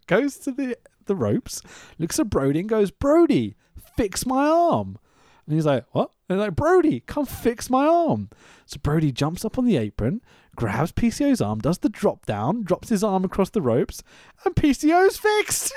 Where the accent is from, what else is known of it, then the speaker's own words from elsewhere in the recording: United Kingdom; we're British